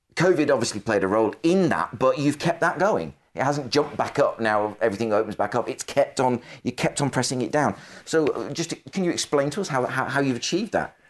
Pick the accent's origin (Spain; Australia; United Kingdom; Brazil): United Kingdom; the Northwest, North West England; I'm from the Northwest, so I grew up, my parents taken me to the C W S store in Lee